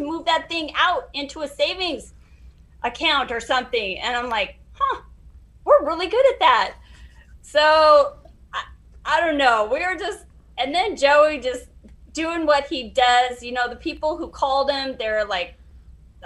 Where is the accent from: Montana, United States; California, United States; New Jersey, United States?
Montana, United States; I'm from Montana